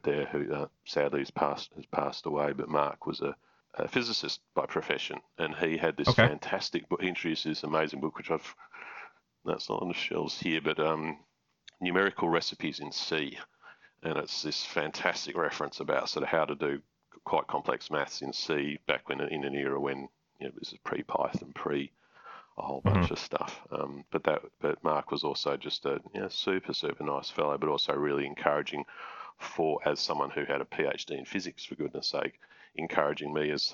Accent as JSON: {"language": "English", "town": "Canberra", "region": "Australian Capital Territory", "country": "Australia", "tie": "born or raised there", "said": "my hometown in Canberra"}